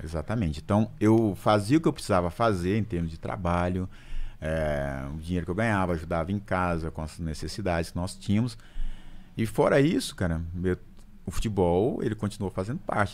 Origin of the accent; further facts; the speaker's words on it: Lagoa da Prata, Minas Gerais, Brazil; moved away; also born or lived in Belo Horizonte; Eu sou de uma cidade de Minas chamada Lagoa da Prata